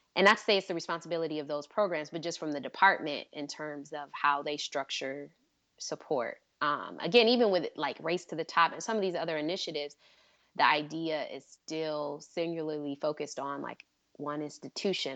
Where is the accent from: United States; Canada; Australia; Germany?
United States; Michigan; I'm from Michigan